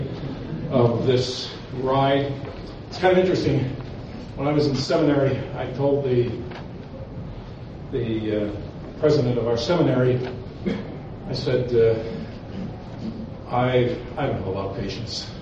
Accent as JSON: {"language": "English", "town": "Milwaukee", "region": "Wisconsin", "country": "United States", "tie": "born or raised there", "also_born_or_lived": "New Richmond, Wisconsin", "said": "I grew up in Milwaukee, Wisconsin"}